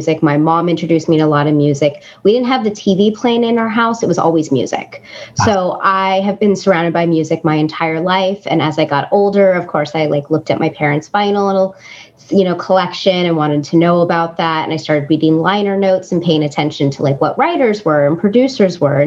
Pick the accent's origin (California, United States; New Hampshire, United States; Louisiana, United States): California, United States; Claremont; we grew up mostly in Claremont. So I went to high school in Claremont.